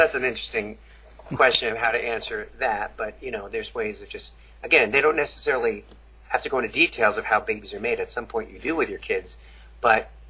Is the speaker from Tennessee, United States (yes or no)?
no; Long Island, New York, United States; I grew up in Long Island, New York